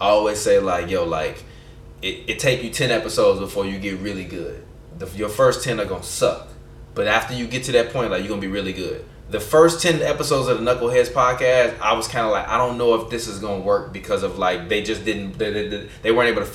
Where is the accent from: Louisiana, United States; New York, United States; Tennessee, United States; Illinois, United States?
Illinois, United States; Chicago; I'm from Chicago